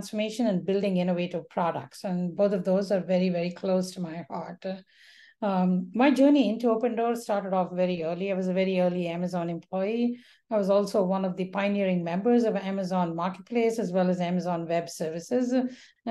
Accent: India; moved away; when I was growing up in India, it was a very different India

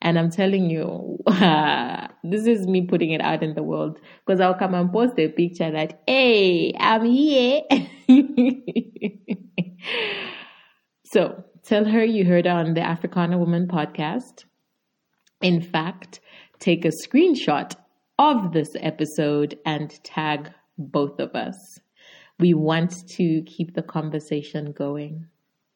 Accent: Zambia; I'm from Zambia and obviously a Zambian podcaster.

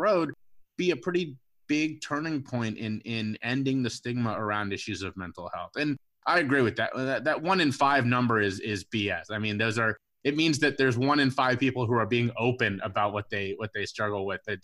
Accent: Cincinnati, Ohio, United States; I'm a Cincinnati guy. I grew up in Cincinnati, big Cincinnati Reds fan

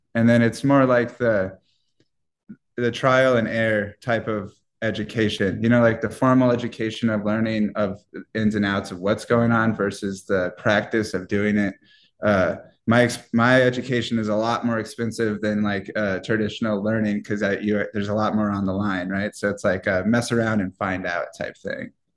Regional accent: Iowa, United States; moved away; I'm from the Midwest, so I'm from Iowa

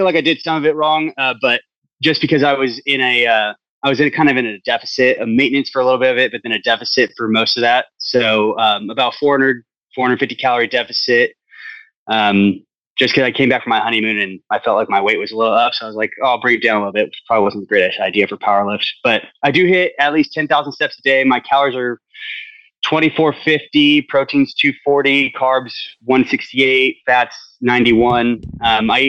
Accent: Turlock, California, United States; No, I'm from Turlock.

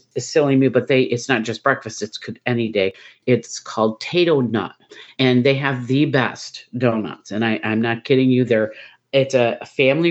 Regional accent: Central New York, United States; also born or lived in Mississippi Gulf Coast; now in Mississippi, United States; I'm from Central New York, so when I moved down here

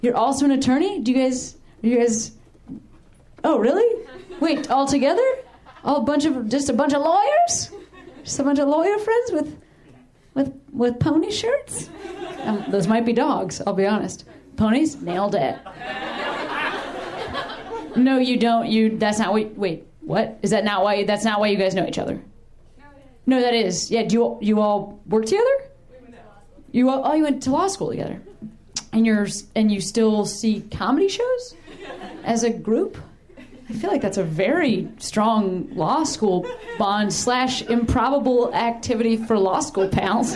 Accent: Chicago, Illinois, United States; moved away; I'm from Chicago

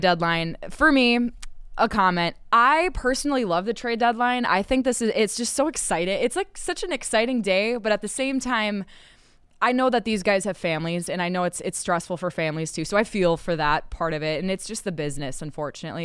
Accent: Minnesota, United States; accent: Minnesota; my Minnesota accent

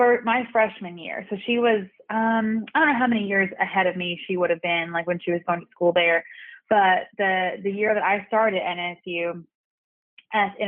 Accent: Redland, Oklahoma, United States; also born or lived in Fort Smith, Arkansas / Tahlequah, Oklahoma; I was raised in a community called Redland, Oklahoma

